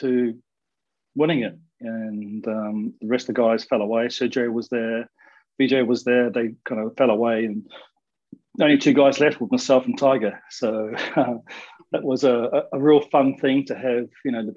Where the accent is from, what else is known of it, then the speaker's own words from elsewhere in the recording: New Zealand; Growing up in New Zealand